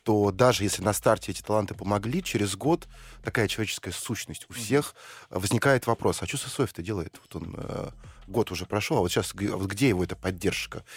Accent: Saint Petersburg, Russia; родился в Ленинграде, э, учился в самом центре и жил в самом центре

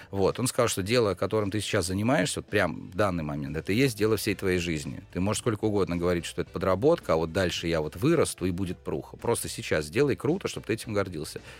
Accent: Pskov, Pskov Oblast, Russia; Я из Пскова, я там родился, я учился в школе, поступил в ВУЗ.

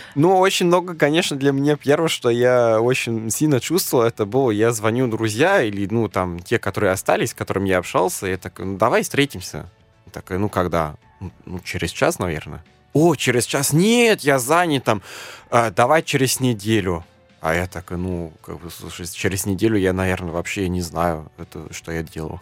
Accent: Germany; first language German; Russian is a second language; moved away as an adult; now in Moscow, Russia; я из Германии

